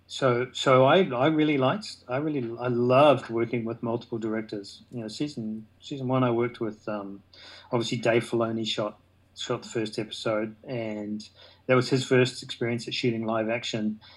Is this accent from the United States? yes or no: no; New Zealand; I'm a Kiwi.